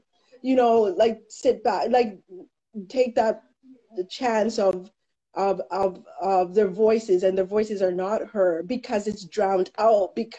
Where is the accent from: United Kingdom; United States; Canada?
Canada; Toronto, Ontario; now in Peterborough, Canada; I grew up in the Junction, Dundas and Keele, and in my neighborhood we were the only Black family